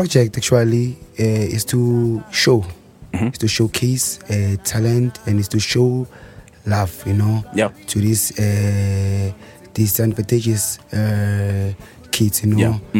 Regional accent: South Africa; From Hluzi. I'm a singer.

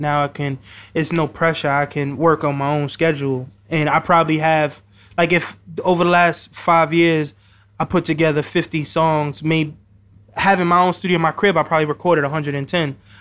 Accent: New York City, New York, United States; I'm also from the Bronx

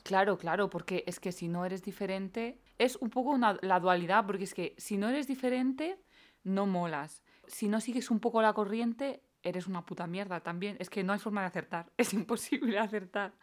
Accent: Valera de Abajo, Castilla-La Mancha, Spain; En mi pueblo, en Valera de Abajo

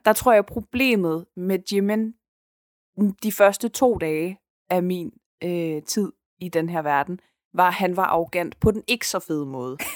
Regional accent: Denmark; jeg er dansker

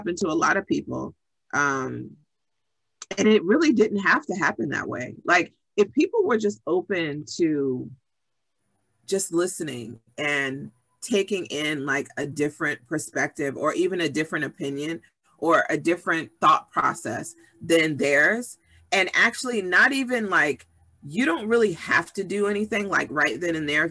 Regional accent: Summit, New Jersey, United States; I grew up in Summit, New Jersey

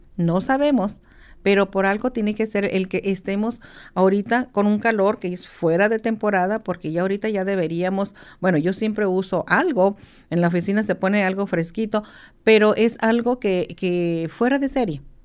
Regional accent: Mexico; now in United States; nosotros lo adoptamos como mexicanos, como latinos, hispanos

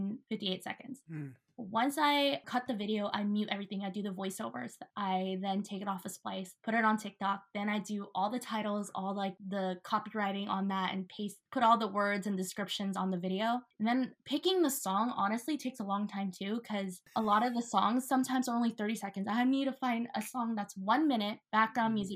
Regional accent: Tacoma, Washington, United States; I grew up in the south end of Tacoma, very, very middle class, lower class

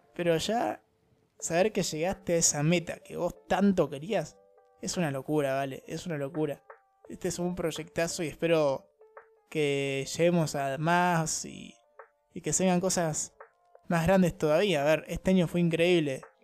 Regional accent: Argentina; yo también soy argentina

